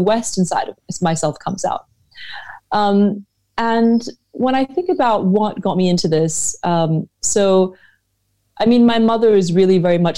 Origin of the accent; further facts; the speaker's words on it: Hong Kong; also born or lived in United States / Europe / New York; now in Shanghai, China; I grew up in Hong Kong with my mother throwing dinner parties at home